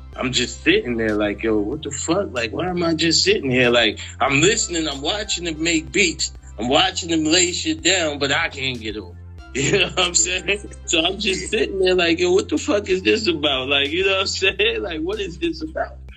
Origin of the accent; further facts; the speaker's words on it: New York City, New York, United States; I'm from South Jamaica, Queens